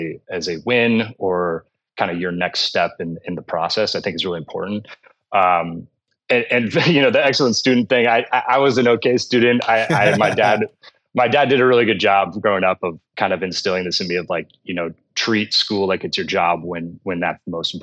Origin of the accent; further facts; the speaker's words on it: San Diego, California, United States; moved away; I grew up in San Diego, which is, you know, obviously a hotbed for baseball